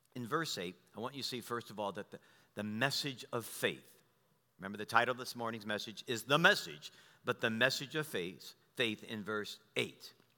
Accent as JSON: {"language": "English", "country": "United States", "tie": "born or raised there", "said": "I was born in America"}